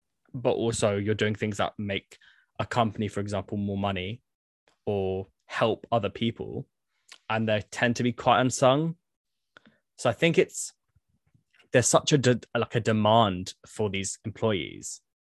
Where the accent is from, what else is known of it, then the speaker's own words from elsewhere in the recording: Croydon, London, United Kingdom; a lot of people don't necessarily know that I'm like from Croydon, state school educated.